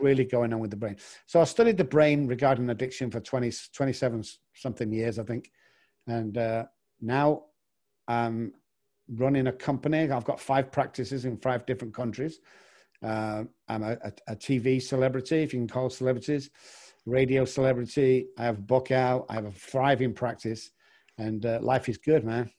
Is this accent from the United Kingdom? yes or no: yes; England, United Kingdom; moved away; also born or lived in Manchester, United Kingdom; I'm actually from England